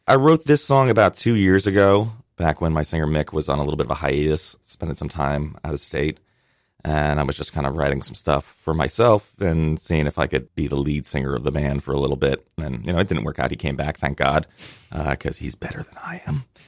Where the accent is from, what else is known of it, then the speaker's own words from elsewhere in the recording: Westchester County, New York, United States; I grew up in Westchester County